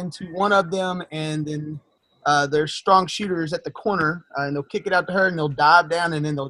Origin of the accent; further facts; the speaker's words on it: Texas, United States; I'm from Texas. We're a lot down here, I guess.